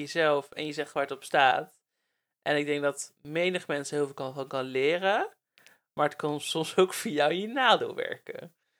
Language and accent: Dutch; Netherlands; moved away; also born or lived in Breda; ik kom natuurlijk uit de Bijbelbelt